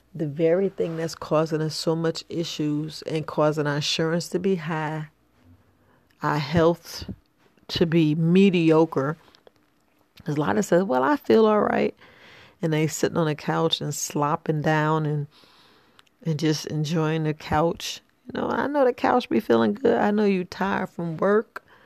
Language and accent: English; New York City, New York, United States; growing up in the hood, you know, I'm from the from the Boogie Down Bronx